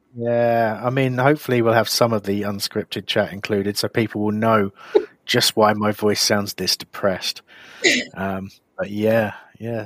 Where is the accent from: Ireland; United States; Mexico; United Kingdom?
United Kingdom; Crawley, South East England; I grew up in Crawley